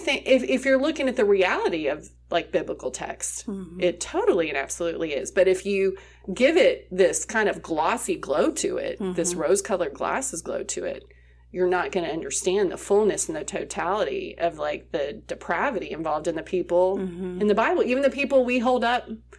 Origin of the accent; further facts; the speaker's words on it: England, United Kingdom; I grew up over in England, and there were a lot of stuff we read.